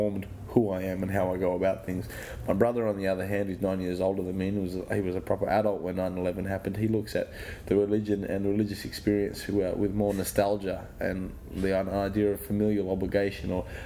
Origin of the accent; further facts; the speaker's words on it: Perth, Western Australia, Australia; I was born in Perth in 1986.